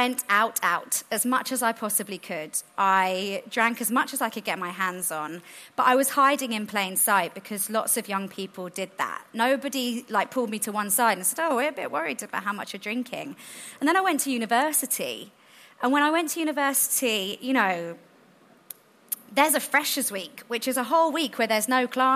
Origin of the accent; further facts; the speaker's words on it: London, United Kingdom; Where I grew up in South London